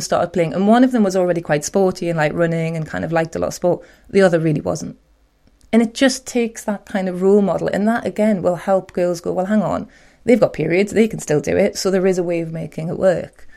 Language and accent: English; Newcastle upon Tyne, North East England, United Kingdom; I'm proud Geordie